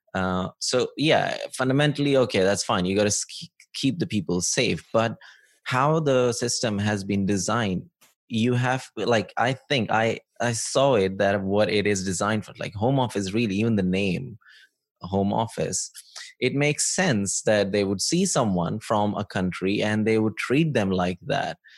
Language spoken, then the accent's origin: English; Pakistan; moved away; growing up in Pakistan